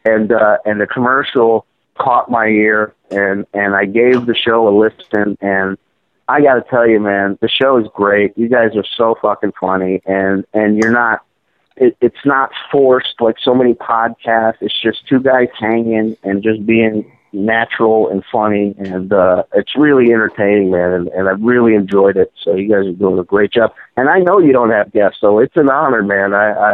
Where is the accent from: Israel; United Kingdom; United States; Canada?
Israel; born there; even though I was born in Israel, I've just never gotten along with Orthodox Jews for some reason.